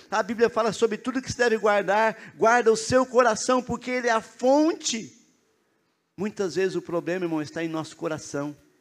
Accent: northern Paraná, Brazil; now in Curitiba, Brazil; eu sou lá do norte do Paraná

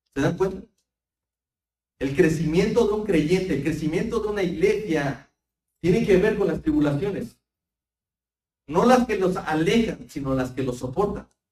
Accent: Mexico; nosotros como buenos mexicanos

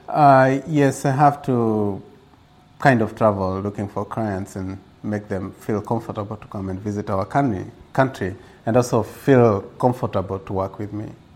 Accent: Gilgil, Nakuru County, Kenya; born or raised there; also born or lived in Nairobi, Kenya

